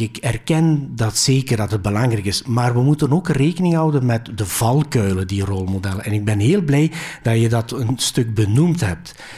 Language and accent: Dutch; Belgium; Dutch is a second language; also born or lived in Greece; Ik ben hier geboren, maar ik heb twee jaar als kleuter in Griekenland uh, vertoefd, letterlijk vertoefd